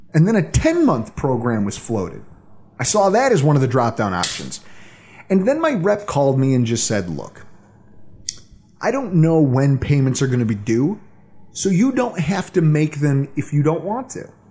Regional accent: Buffalo, New York, United States; my hometown if the same thing were to happen here in Buffalo

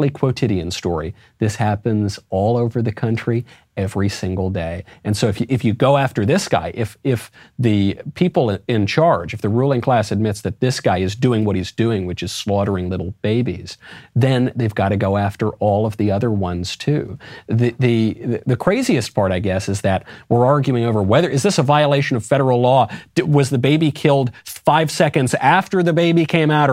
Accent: United States; I'm an American patriot

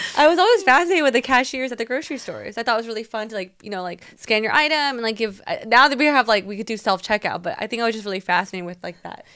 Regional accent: Taiwan; moved away; me growing up in Taiwan

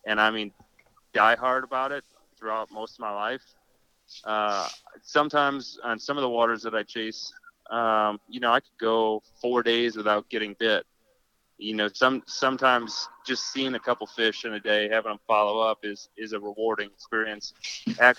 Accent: Wisconsin, United States; I'm from Wisconsin, so upper Midwest

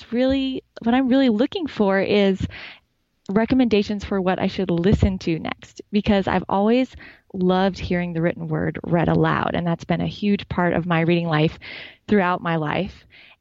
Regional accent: Montana, United States; Well, I'm an English lit teacher from rural Montana.

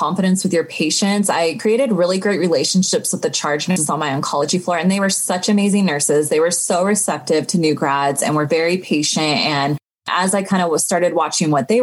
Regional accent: Sacramento, California, United States; also born or lived in Los Angeles; I grew up in Sacramento

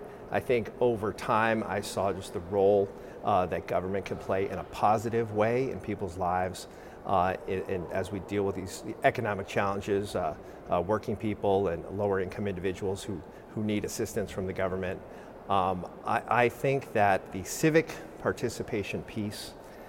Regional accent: South San Francisco, California, United States; That is my hometown

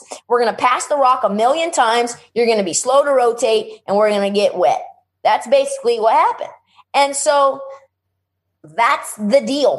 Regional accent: United States; as an American

